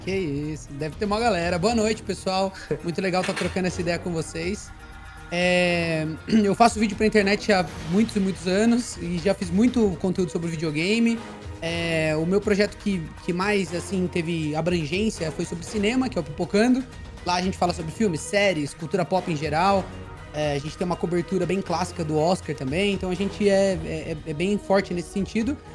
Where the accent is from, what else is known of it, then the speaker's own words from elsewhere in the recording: Socorro, São Paulo, Brazil; Eu sou do interior de São Paulo, Socorro, que é uma cidade de 36 mil habitantes